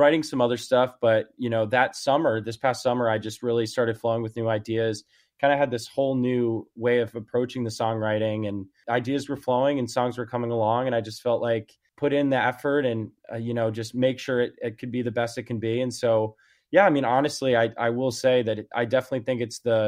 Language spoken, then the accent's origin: English; outside New York City suburbs, United States; moved away as an adult; now in Nashville, United States; I grew up in New York, right outside New York City in the suburbs